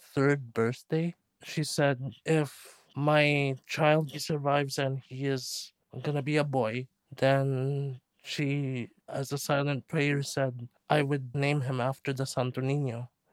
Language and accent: English; Toronto, Ontario, Canada; I was born and raised in Scarborough in the Malvern area. I'm a second generation Filipino.